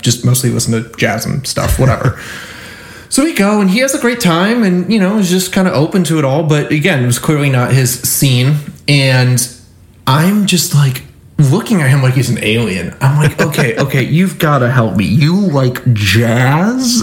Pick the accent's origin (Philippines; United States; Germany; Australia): United States; Michigan; I'm from Michigan